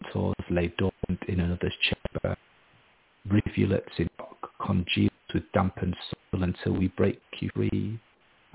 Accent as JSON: {"language": "English", "town": "Harrogate", "region": "Yorkshire and the Humber", "country": "United Kingdom", "also_born_or_lived": "Japan / United States / Australia", "moved": "as an adult", "lives_now": "Edinburgh, United Kingdom", "said": "I'm from a posh middle-class town in the north of England, Harrogate"}